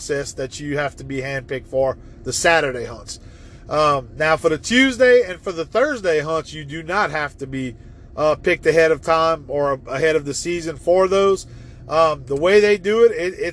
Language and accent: English; Evangeline Parish, Louisiana, United States; also born or lived in Baton Rouge, Louisiana; growing up in Evangeline Parish, where I had hunted the rice fields